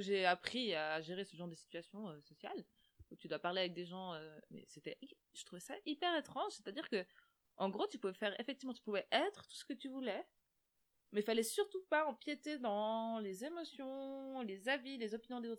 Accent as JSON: {"language": "French", "country": "Switzerland", "said": "nous en tant que Suisses"}